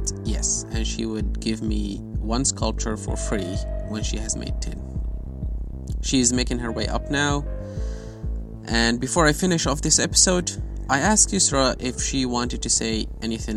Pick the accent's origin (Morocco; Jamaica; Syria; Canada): Syria; Aleppo, Aleppo Governorate; moved away as an adult; now in United Kingdom; when I was a kid growing up in Aleppo